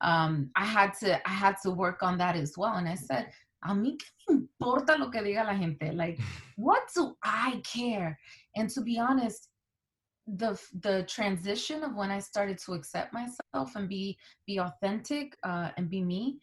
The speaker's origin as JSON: {"language": "English", "area": "Newark and East Orange", "region": "New Jersey", "country": "United States", "tie": "born or raised there", "also_born_or_lived": "Santo Domingo, Dominican Republic", "first_language": "Spanish", "second_language": "English"}